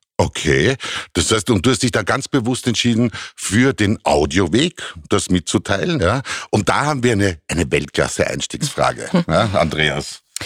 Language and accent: German; Austria; bei uns in Europa, bei uns in Österreich